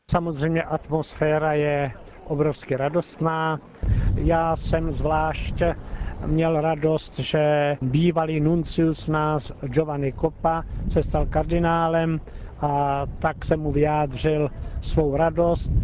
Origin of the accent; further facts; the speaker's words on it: Czechia; nám, Čechům